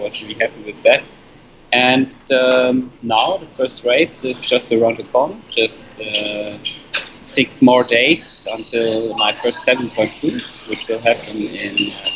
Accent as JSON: {"language": "English", "town": "Frankfurt", "region": "Hesse", "country": "Germany", "tie": "born or raised there", "said": "my hometown race"}